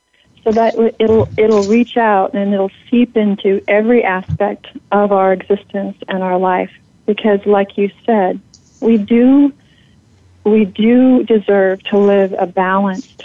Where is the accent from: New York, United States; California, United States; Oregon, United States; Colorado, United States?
Oregon, United States; I was born in Oregon